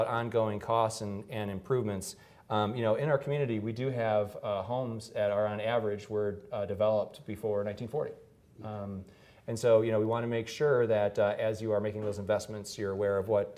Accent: Detroit, Michigan, United States; blue collar family growing up in Detroit

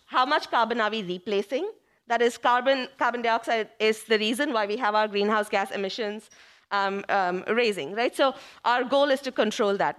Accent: India; moved away as an adult; now in Cleveland, United States; I came from India

